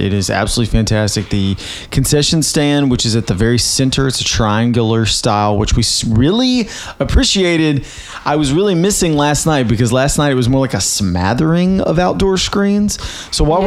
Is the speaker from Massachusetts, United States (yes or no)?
no; Winchester, Tennessee, United States; moved away; also born or lived in Tullahoma, Tennessee / Nashville, Tennessee; I am from Winchester, Tennessee, and I went to high school in a place called Tullahoma, Tennessee